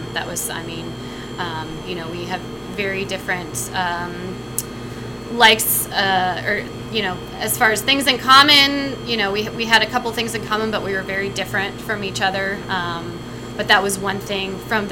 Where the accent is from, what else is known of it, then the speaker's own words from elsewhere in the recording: Florida, United States; also born or lived in Texas; now in Seattle, United States; I'm originally from Florida